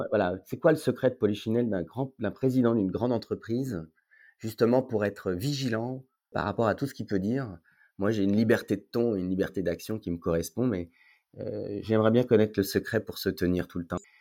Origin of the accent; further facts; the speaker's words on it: Paris, Île-de-France, France; moved away as an adult; also born or lived in Lyon / Marseille; now in Aix-en-Provence, France; Je suis parisien, de naissance, oui. Paris 16